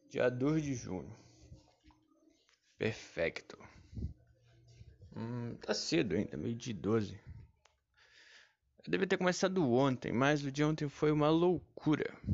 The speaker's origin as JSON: {"language": "Portuguese", "region": "Pará", "country": "Brazil", "lives_now": "Rio de Janeiro, Brazil", "said": "Quando eu vim do Pará pro Rio de Janeiro, Léo, eu tava pesando, cara, 140 quilos."}